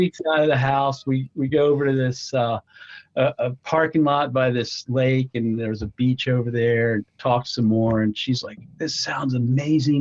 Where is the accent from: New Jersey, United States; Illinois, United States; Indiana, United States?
New Jersey, United States; I am from New Jersey, exit 4